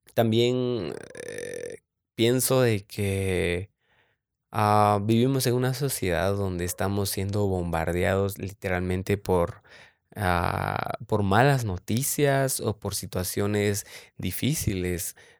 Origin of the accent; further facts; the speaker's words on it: San Marcos, Guatemala; soy de Guatemala, de San Marcos específicamente, orgullosamente Chapín.